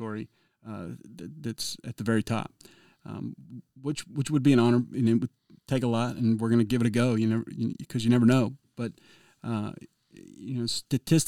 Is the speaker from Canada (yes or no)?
no; Georgia, United States; moved away; I'm originally from Georgia